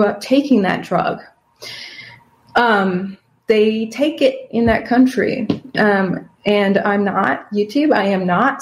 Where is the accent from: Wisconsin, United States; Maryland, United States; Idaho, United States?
Wisconsin, United States; now in Texas, United States; That's where I'm originally from, Wisconsin. Living in Texas right now